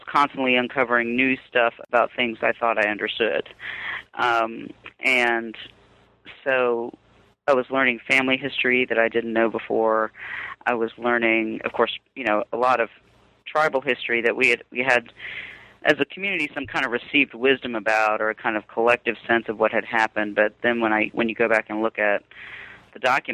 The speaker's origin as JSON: {"language": "English", "town": "Durham", "region": "North Carolina", "country": "United States", "tie": "born or raised there", "also_born_or_lived": "Robeson County, North Carolina", "said": "I was born in Robeson County, but raised in Durham."}